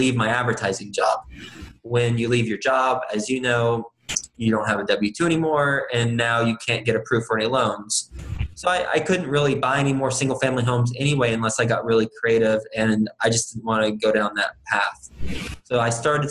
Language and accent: English; Texas, United States; moved away as an adult; also born or lived in New York City; I'm from Texas originally, went to Texas Tech University, graduated in 2005